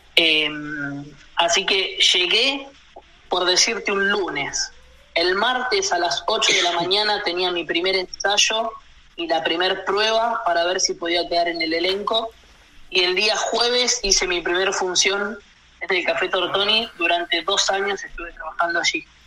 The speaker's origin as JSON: {"language": "Spanish", "area": "Allen", "region": "Río Negro", "country": "Argentina", "tie": "born or raised there", "also_born_or_lived": "Buenos Aires", "lives_now": "Allen, Argentina", "said": "Hoy vivo en la ciudad donde mis papás empezaron a trabajar. Eh, yo me mudé de donde viven ellos y me vine a la ciudad de Allen"}